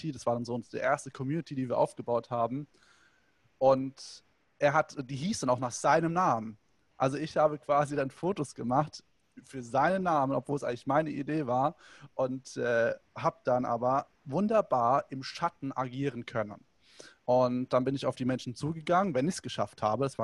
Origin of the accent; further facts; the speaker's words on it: Hanau, Hesse, Germany; oder ich durfte bei anderen mitgehen, weil alleine hätte ich mich nicht getraut, in die Dorfdisco zu gehen bei uns in Hanau.